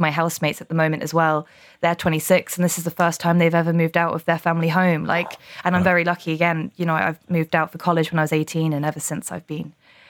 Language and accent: English; London, United Kingdom; now in Dublin, Ireland; I come from London to Dublin. I've been here a year now